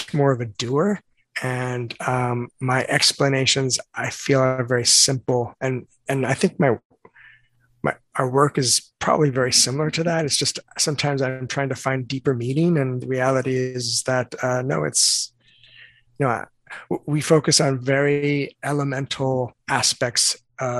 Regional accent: Southern California, United States; I grew up in Southern California

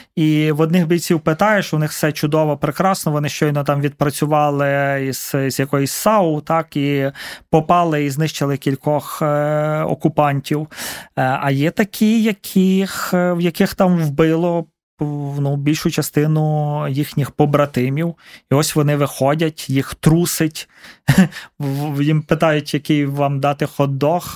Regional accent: Carpathians, Ukraine; now in Kyiv, Ukraine; я з Карпат

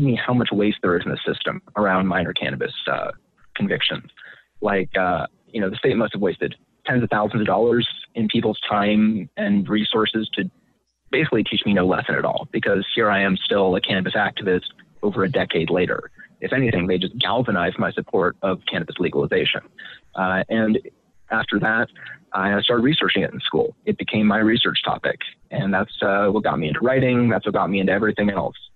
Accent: Marin County, California, United States; also born or lived in San Francisco; I was born in San Francisco, grew up in Marin County

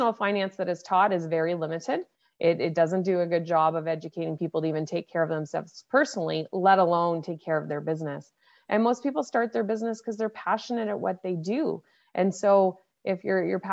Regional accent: Nova Scotia, Canada; now in Toronto, Canada; I grew up on the East Coast in Nova Scotia, and then over the years made my way to Toronto, Ontario.

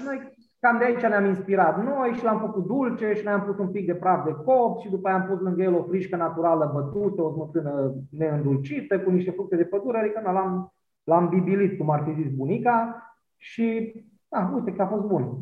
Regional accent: Maramureș County, Romania; now in Cluj-Napoca, Romania; eu vin din Maramureș, dar dintr-o zonă de Someș care duce spre satul mare acolo

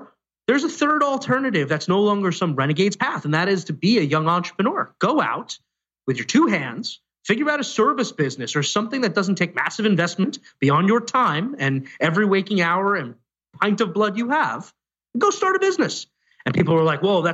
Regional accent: New York City, New York, United States; I was born in Staten Island, not the Upper West Side of Manhattan

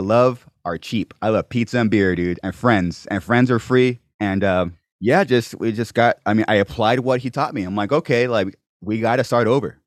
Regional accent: Corona, California, United States; also born or lived in Venice Beach; I was born and raised in Corona

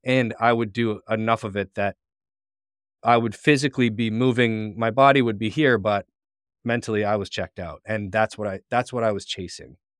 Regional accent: St. Catharines, Ontario, Canada; I grew up in Saint Catharines, Ontario

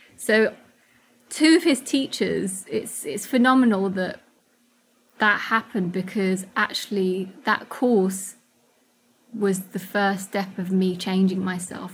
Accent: United Kingdom; also born or lived in Kurdistan; home's also here because this is where I've grown up

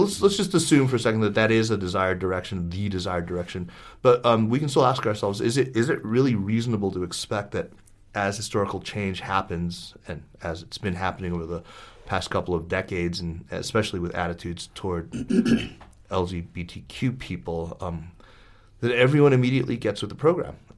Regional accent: United States; as an American

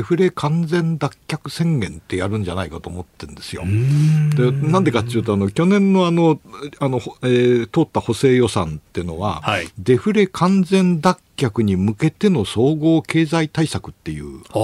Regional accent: Toyama, Japan; moved away; 出身が富山なんで、なんかあの能登の方々のアクセントとかイントネーションとかが懐かしい感じ

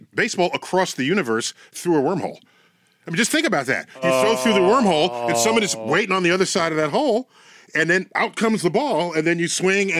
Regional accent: New York City, New York, United States; Born and raised in the Bronx. Bronx in the house.

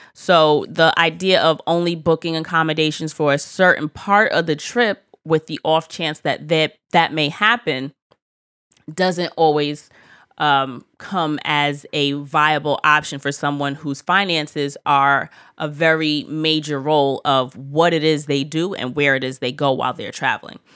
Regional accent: United States; as an American

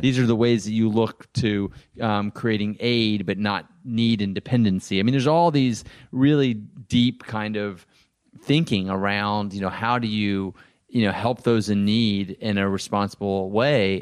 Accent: Texas, United States; now in Los Angeles, United States; I grew up in Texas where most guys were football players or basketball players

